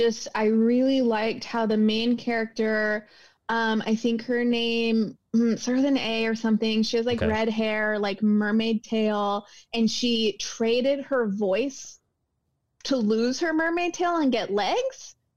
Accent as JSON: {"language": "English", "town": "Modesto", "region": "California", "country": "United States", "said": "I am. I hail from Modesto."}